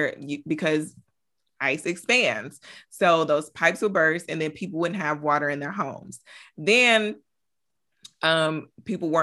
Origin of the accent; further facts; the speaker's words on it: Michigan, United States; now in Texas, United States; I'm from Michigan, so I'm used to snow